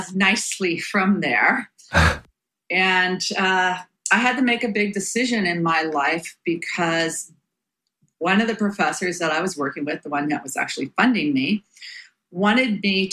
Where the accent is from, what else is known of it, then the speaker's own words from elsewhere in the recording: Bay Area, California, United States; I was born and raised in the Bay Area